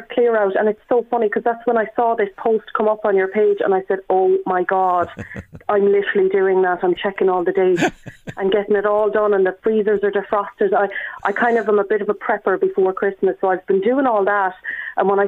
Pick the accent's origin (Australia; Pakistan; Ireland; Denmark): Ireland; Galway, Connacht; also born or lived in north; I'm from Galway originally. Well, I'm in Galway now. I was born in the north, but I'm, I'm living in Galway.